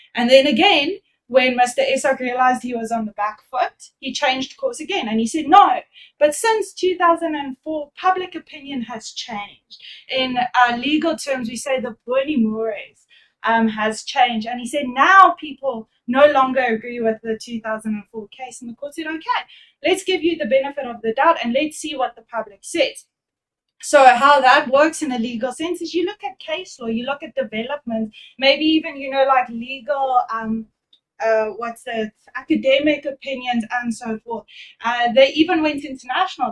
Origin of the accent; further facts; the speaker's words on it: Durban, KwaZulu-Natal, South Africa; I'm actually from Durban.